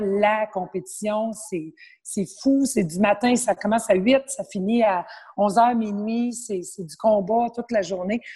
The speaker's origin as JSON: {"language": "French", "area": "Abitibi", "region": "Quebec", "country": "Canada", "tie": "born or raised there", "moved": "yes", "lives_now": "Montreal, Canada", "said": "je suis originaire de l'Abitibi."}